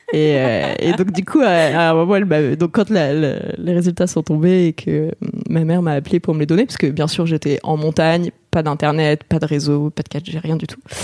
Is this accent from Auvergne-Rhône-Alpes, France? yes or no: yes; Grenoble, Auvergne-Rhône-Alpes, France; also born or lived in Paris; je suis née à Paris. Mais euh, après, mes parents ont, déménagé assez rapidement à Grenoble et donc j'ai passé euh, de mes 3 ans à mes 18 ans euh, à Grenoble